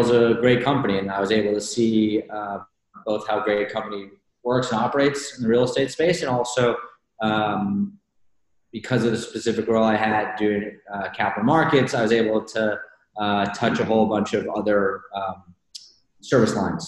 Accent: Houston, Texas, United States; now in New York, United States; I grew up in Houston.

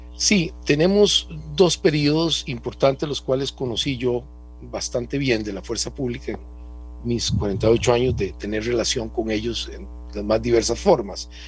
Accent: Costa Rica

